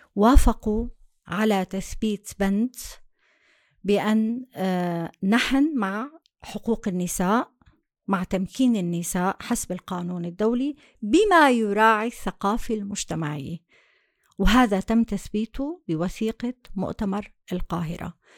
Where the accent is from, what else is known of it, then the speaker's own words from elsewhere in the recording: Syria; moved away as an adult; now in Germany; لجوءنا ومع هربنا من سوريا